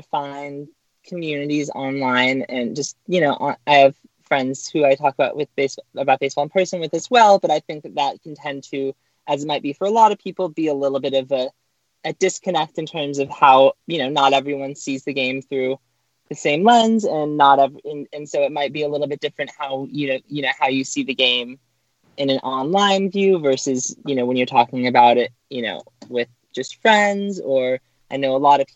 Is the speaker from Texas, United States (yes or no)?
no; Orange County, California, United States; I grew up in Orange County